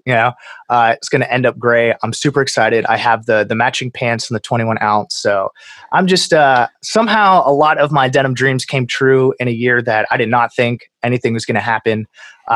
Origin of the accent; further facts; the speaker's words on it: Pittsburgh, Pennsylvania, United States; I'm from Pittsburgh